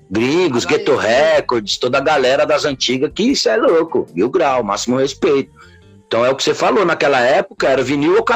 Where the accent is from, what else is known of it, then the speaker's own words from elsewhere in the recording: São Paulo, Brazil; born there; Na Zona Leste de São Paulo, eu nasci na Moca.